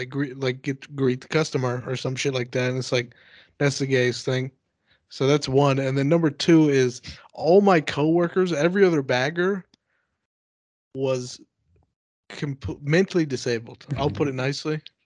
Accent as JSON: {"language": "English", "region": "Texas", "country": "United States", "tie": "born or raised there", "also_born_or_lived": "San Diego", "moved": "yes", "said": "In Texas. This is when I was like 16"}